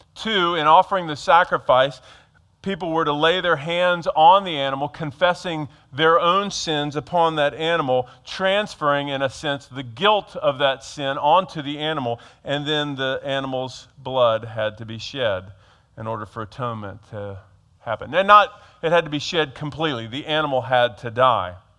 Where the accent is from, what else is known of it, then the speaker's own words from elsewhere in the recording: Georgia, United States; now in Harrisburg, United States; I grew up in Georgia